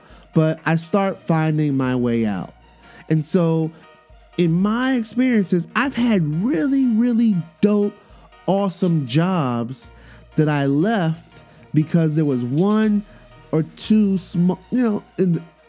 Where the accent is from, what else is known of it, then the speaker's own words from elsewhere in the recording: New York, United States; also born or lived in Miami, United States; growing up as a military brat and spending my, you know, growing up in New York in the hood and then spending my summers in Miami and then having this international background that I have, this Caribbean background, cultural background